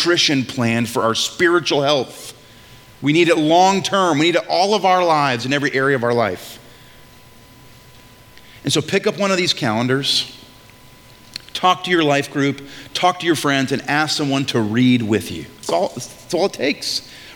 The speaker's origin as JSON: {"language": "English", "region": "New England", "country": "United States", "said": "I'm from New England"}